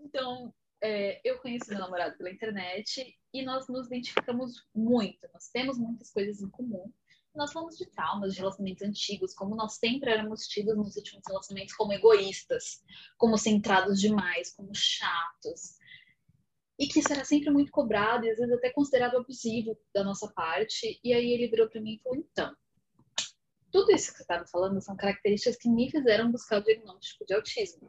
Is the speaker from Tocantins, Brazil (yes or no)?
no; São Carlos, São Paulo, Brazil; sou aqui de São Paulo, no interior, São Carlos